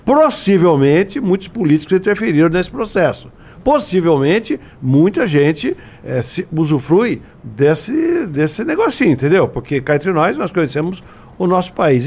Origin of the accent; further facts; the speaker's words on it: Araras, São Paulo, Brazil; also born or lived in Jaboticabal; minha Araras, que eu sou de lá, minha terra natal